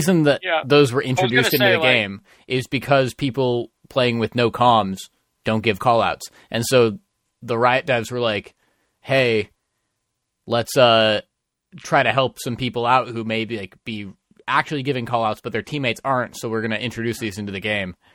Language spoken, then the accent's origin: English; Idaho, United States; I'm from Idaho.